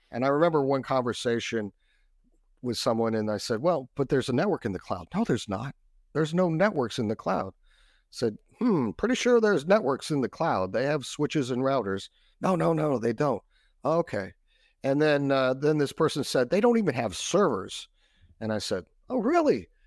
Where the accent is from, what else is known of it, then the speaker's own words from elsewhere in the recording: Texas, United States; I'm from Texas, and I consider Australia to be the Texas of the South Pacific because everybody's super friendly and they barbecue a lot.